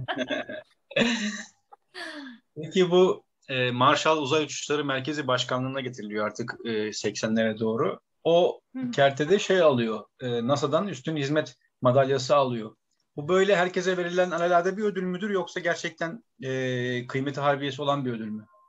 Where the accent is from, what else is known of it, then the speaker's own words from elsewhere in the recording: Bursa, Turkey; biz hani belki Bursalıyız